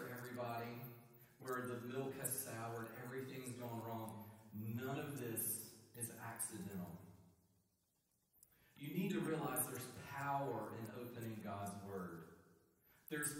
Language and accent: English; Eastern North Carolina, United States; I am from Eastern North Carolina